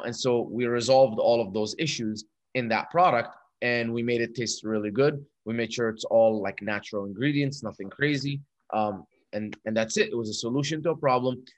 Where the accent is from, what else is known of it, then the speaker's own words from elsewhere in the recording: Dubai, United Arab Emirates; moved away as an adult; also born or lived in Egypt; now in United States; I was born in Egypt and moved to Dubai when I was two. Grew up there till I was 18. Moved to America to go to college